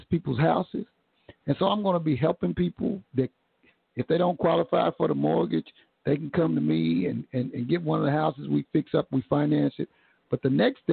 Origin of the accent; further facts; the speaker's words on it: Tulsa, Oklahoma, United States; Tulsa creates so many superstars. We create superstars because if you come from a place that this conservative